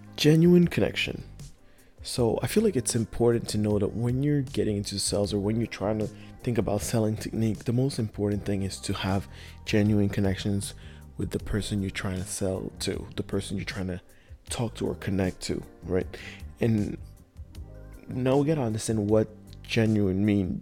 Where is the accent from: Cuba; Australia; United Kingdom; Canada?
Canada; Montreal, Quebec; I am from Montreal in Canada